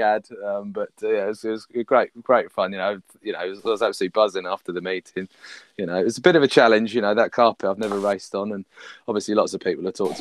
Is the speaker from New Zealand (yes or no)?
no; United Kingdom; being a Southerner